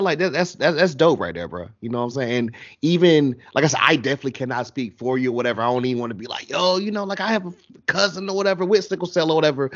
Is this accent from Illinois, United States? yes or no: no; North Carolina, United States; I'm down here in North Carolina